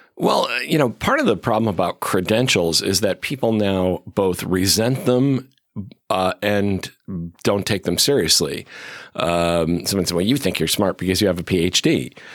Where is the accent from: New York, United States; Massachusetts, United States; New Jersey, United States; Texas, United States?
Massachusetts, United States; Chicopee; moved away; actually from western Massachusetts